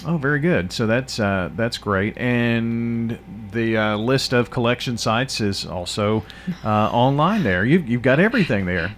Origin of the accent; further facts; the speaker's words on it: Murfreesboro, Tennessee, United States; I'm originally from Murfreesboro. I've never, you know, been more than 20 miles outside uh, of, of Rutherford County in my entire life